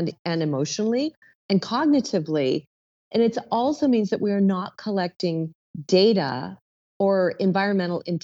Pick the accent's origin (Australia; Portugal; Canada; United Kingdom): Canada; moved away; also born or lived in Toronto; I'm a Canadian originally